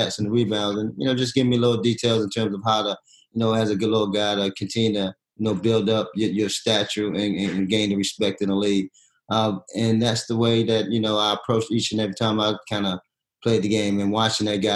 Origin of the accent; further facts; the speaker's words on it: Baltimore, Maryland, United States; it's basically right in your backyard growing up in Baltimore